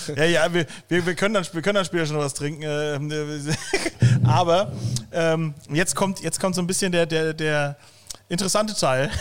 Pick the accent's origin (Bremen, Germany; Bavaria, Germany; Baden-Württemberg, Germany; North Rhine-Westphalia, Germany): Bavaria, Germany; now in Cologne, Germany; als Bayer